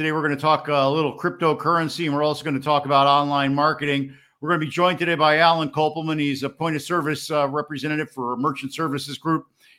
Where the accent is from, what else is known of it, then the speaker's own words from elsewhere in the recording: Miami, Florida, United States; My hometown of Miami